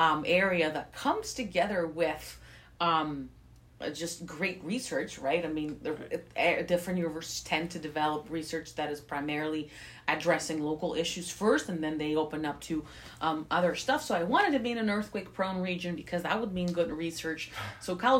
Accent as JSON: {"language": "English", "town": "Athens", "region": "Attica", "country": "Greece", "tie": "born or raised there", "moved": "as an adult", "lives_now": "Davis, United States", "said": "I was born and raised in Greece, in Athens."}